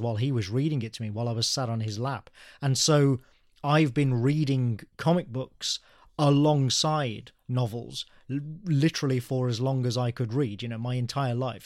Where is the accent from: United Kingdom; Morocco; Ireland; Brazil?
United Kingdom; Birmingham, West Midlands; I am native to England. Yeah, I was born in Birmingham